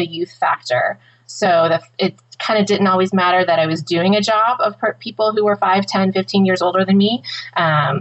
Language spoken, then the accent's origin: English; Woodhaven, Michigan, United States; I grew up in Woodhaven, Michigan, just south of Detroit